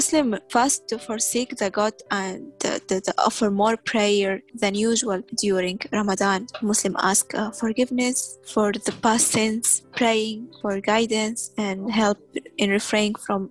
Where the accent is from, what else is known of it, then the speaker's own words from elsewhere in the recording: Tripoli, Tripoli District, Libya; also born or lived in Sudan; now in St. John's, Canada; I'm from Sudan, but I was born and raised in Libya, Tripoli